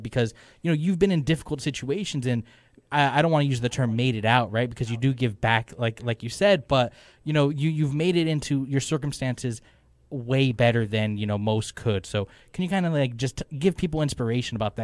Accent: Wasco, California, United States; I grew up in a small town called Wasco

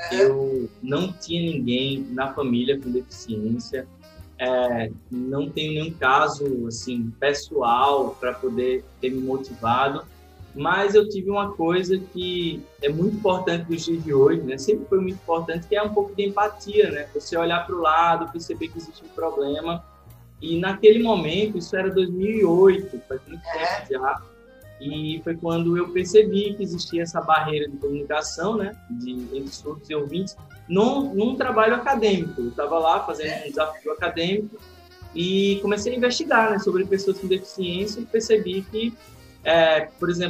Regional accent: Alagoas, Brazil; Eu sou, eu sou alagoano, é, moro em Maceió

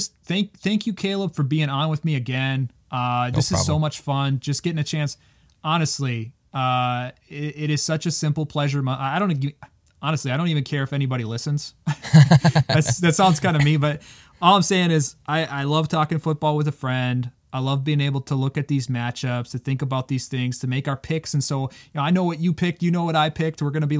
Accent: Eau Claire, Wisconsin, United States; You can definitely tell we're from Eau Claire, Wisconsin. You betcha.

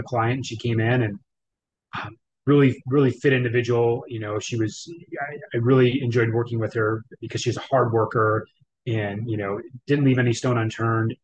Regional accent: Wisconsin, United States; moved away as an adult; I'm from Wisconsin originally for the 30 years out of my 39 years of my life

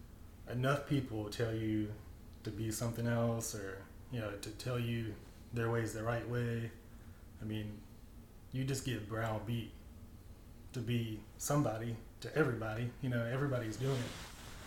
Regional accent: rural Kentucky, United States; this kid that grew up in rural Kentucky

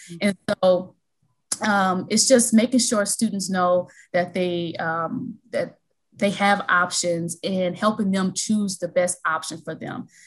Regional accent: Milwaukee, Wisconsin, United States; now in Chicago, United States; I'm originally from Milwaukee, Wisconsin, and I currently reside in Chicago, Illinois.

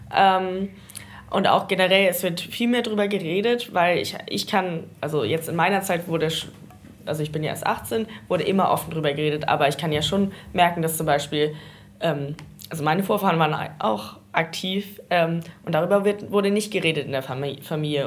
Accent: North Schleswig, Southern Denmark, Denmark; Ich sehe mich eher so als Nordschleswigerin und im Grenzland aufgewachsen

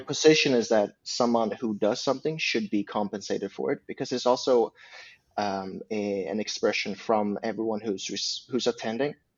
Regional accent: Uppsala, Uppsala County, Sweden; English is a second language; now in Stockholm, Sweden; I come from Uppsala, and I'm the youngest of six.

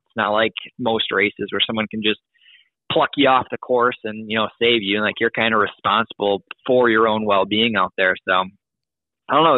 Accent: Wisconsin, Midwest, United States; I'm from Illinois, Wisconsin, and that area

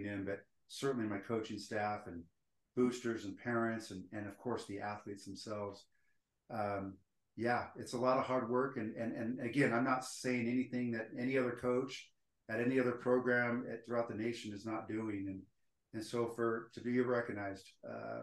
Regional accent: Stockton, California, United States; now in Utah, United States; I'm actually from Northern California, Stockton, California.

